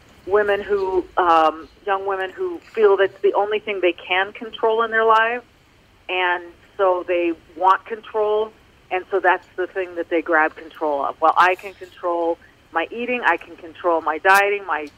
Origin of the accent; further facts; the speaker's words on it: Manhattan Beach, California, United States; I grew up in Manhattan Beach